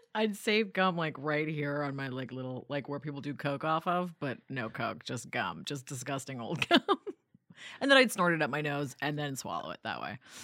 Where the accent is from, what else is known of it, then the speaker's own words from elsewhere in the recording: New York City, New York, United States; also born or lived in Vancouver, Canada / Denmark; you move there at ten years old, you go to public school, you get beat up all the time, you be, uh, become a New Yorker pretty quick